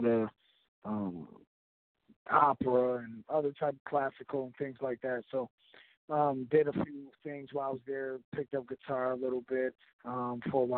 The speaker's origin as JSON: {"language": "English", "town": "Buffalo", "region": "New York", "country": "United States", "moved": "yes", "lives_now": "Charlotte, United States", "said": "I'm from Buffalo, New York, of course. I'm living and residing in Charlotte, North Carolina."}